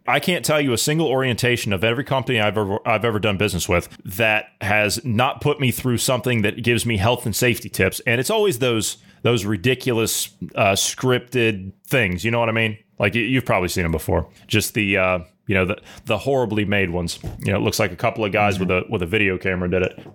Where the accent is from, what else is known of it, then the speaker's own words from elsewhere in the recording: United States; as an American, who's a common sense thinking person